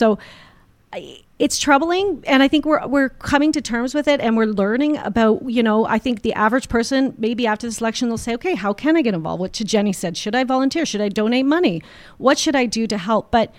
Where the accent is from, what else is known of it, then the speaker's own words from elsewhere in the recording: Ontario, Canada; moved away as an adult; now in Alberta, Canada; I come from Ontario